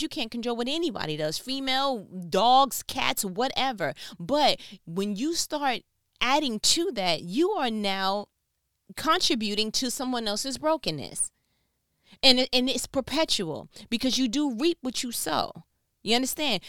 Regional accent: New York, United States; so I'm from New York

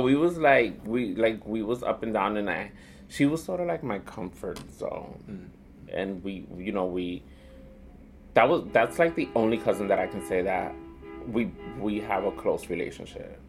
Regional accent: New York City, New York, United States; also born or lived in Boston / Dominican Republic; I was born and raised here in Manhattan. Um, back then it was called Spanish Harlem. Mm. Now it's called East Harlem

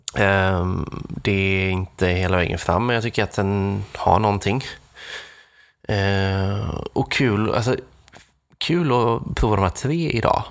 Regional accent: Nässjö, Jönköping County, Sweden; mina hemtrakter Nässjö

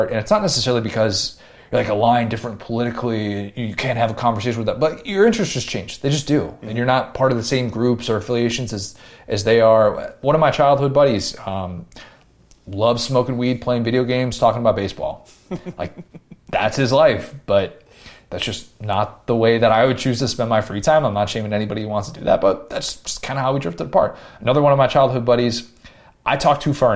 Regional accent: Buffalo Grove, Illinois, United States; also born or lived in Skokie, Illinois; I grew up in Skokie up until I was going into first grade, and then the summer before first grade, we moved to Buffalo Grove

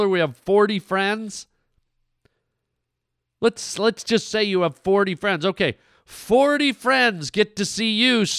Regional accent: Canada; moved away; I was born and raised in Canada, so those are my country people, my original country people

